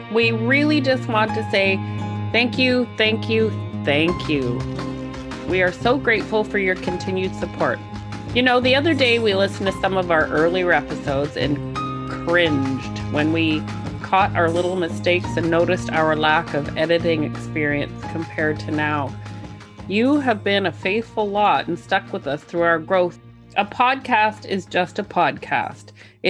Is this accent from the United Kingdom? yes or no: no; North Bay, Ontario, Canada; I'm from North Bay, but both of my parents are originally from Temiskaming Shores. Most of our family still lives there, and we have a cottage there, so we visit often.